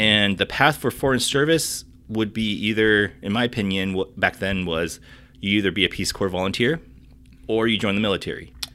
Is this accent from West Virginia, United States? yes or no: no; South Dakota, United States; moved away; I'm originally from South Dakota